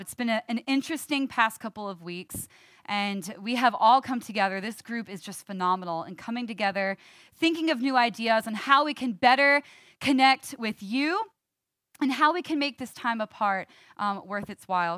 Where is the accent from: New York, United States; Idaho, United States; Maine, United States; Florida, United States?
New York, United States; I'm a New Yorker, born and raised